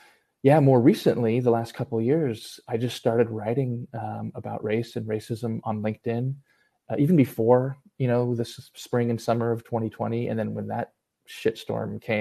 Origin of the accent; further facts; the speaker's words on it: San Diego, California, United States; I grew up in San Diego